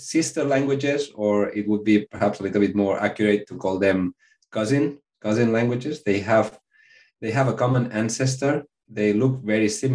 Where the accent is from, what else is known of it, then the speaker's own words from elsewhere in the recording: Spain; English is a second language; I'm from Spain